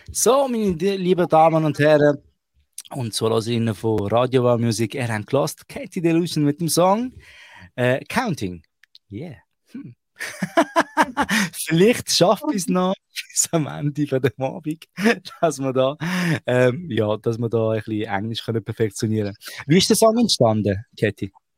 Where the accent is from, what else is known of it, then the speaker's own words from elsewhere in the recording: Switzerland; bei uns Ausländern, die wo, wo in der Schweiz aufwachsen.